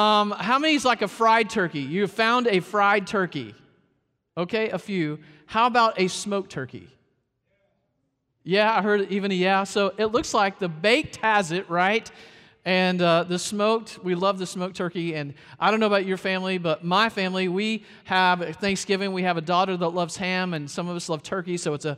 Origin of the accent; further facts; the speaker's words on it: Arkansas, United States; also born or lived in South Carolina; now in Florida, United States; but I was born in Arkansas, raised a little bit in Arkansas, moved to South Carolina, and here in Florida